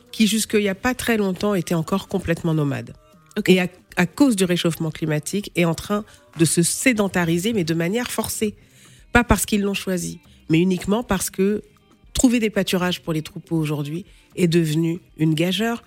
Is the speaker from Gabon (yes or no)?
no; France; also born or lived in Senegal / Gao region, Mali; je suis née au Sénégal, d'une maman sénégalaise et d'un papa malien. Je, suis arrivée en France, j'avais 4 ans, j'ai grandi ici, je vis ici en France